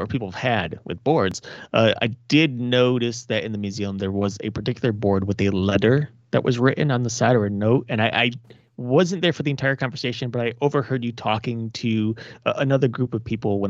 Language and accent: English; Cleveland, Ohio, United States; I'm from Cleveland, Ohio